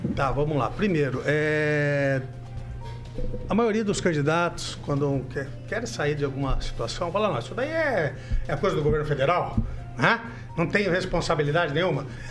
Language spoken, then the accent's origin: Portuguese; Cornélio Procópio, Paraná, Brazil; Eu fui criado em Cornélio Procópio